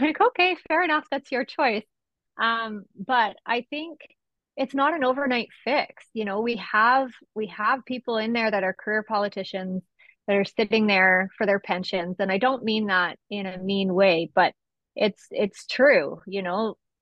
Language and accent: English; Esquimalt, British Columbia, Canada; I was born and raised in Esquimalt